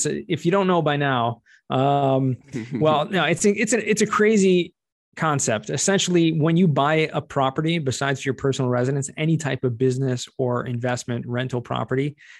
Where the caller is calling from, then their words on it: Jerusalem, Jerusalem District, Israel; Tuning in today from the holy city of Jerusalem in Israel.